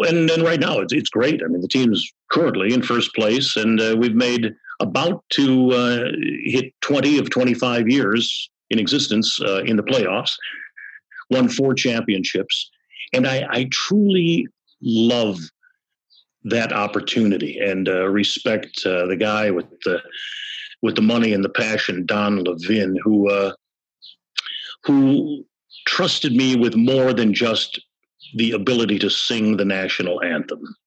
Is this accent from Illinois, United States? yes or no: yes; Chicago, Illinois, United States; growing up on the Southwest Side, you know, it's uh, kind of a yahi there uh, neighborhood, Polish